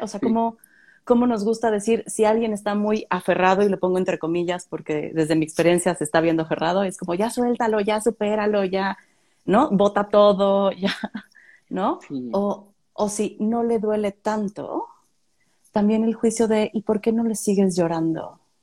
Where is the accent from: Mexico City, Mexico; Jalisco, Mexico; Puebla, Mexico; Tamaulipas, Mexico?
Tamaulipas, Mexico; Tampico; moved away; yo soy de Tampico